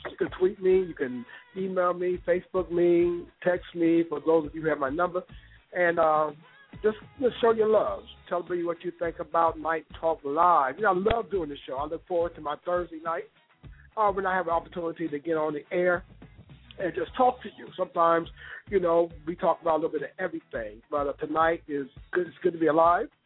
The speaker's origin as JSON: {"language": "English", "region": "Ohio", "country": "United States", "also_born_or_lived": "Chicago", "said": "but I'm from Ohio. I lived in Chicago. I lived all over the world."}